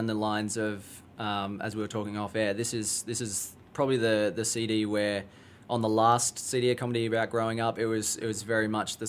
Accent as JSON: {"language": "English", "country": "Australia", "moved": "yes", "lives_now": "Chicago, United States", "said": "I'm from Australia"}